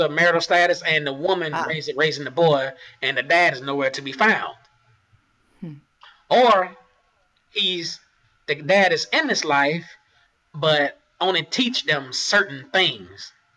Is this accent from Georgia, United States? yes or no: yes; Augusta, Georgia, United States; I'm from Augusta, Georgia. My family is from Augusta, Georgia